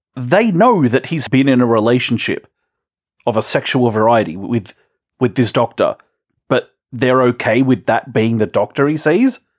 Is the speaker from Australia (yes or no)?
yes; Australia; we're Australian.